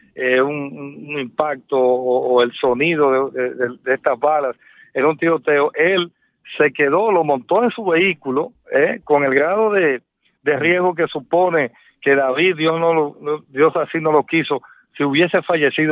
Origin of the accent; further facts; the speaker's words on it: Dominican Republic; como periodista, como dominicano